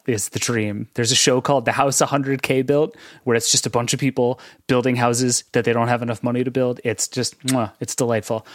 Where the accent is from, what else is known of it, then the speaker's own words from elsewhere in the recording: East Coast, United States; I'm from the East Coast where, like, the Appalachian Trail is a thing people